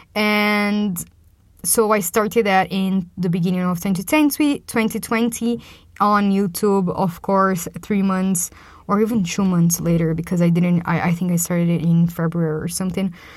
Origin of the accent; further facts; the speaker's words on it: Brazil; moved away as an adult; also born or lived in London; coming back to my hometown here in Brazil